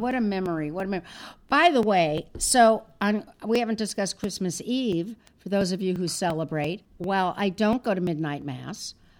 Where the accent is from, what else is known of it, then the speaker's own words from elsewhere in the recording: Los Angeles, California, United States; I grew up in Los Angeles and I had my deli.